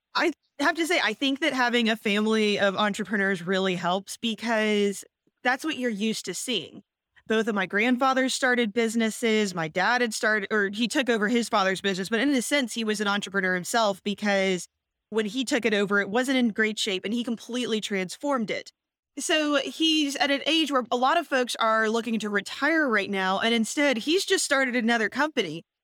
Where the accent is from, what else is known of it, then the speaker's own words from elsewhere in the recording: Houston, Texas, United States; moved away as an adult; also born or lived in Virginia / Washington, D.C.; I'm born and raised in Houston